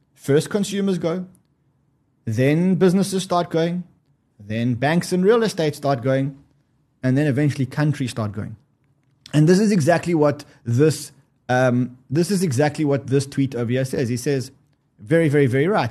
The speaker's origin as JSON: {"language": "English", "country": "South Africa", "said": "I'm South African."}